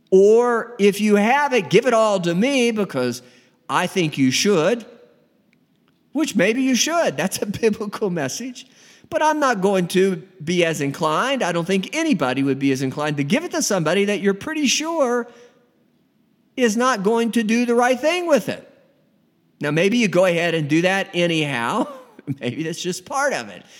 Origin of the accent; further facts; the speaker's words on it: United States; Me being an American, United States of America